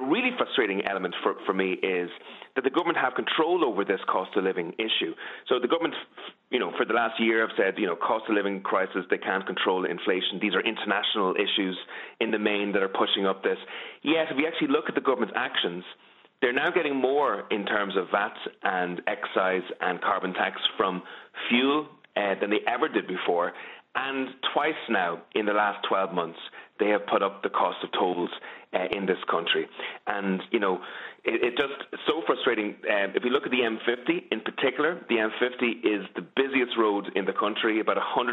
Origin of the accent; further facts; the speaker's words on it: County Meath, Ireland; I'm obviously from Meath